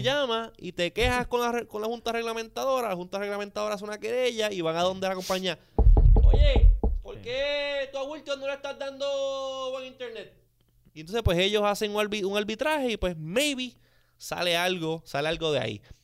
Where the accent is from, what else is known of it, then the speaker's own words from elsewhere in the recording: Puerto Rico; nosotros aquí en Puerto Rico